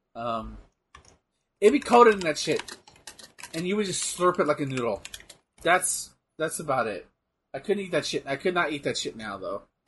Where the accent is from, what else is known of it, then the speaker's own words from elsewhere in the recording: Texas, United States; I'm from Texas